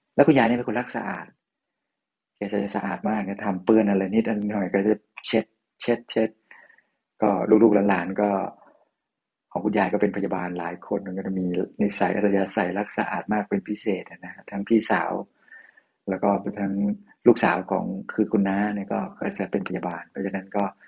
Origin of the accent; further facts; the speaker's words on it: Lampang, Thailand; moved away; หลวงพี่ก็เดินทางมาที่บ้านเกิดจังหวัดลำปาง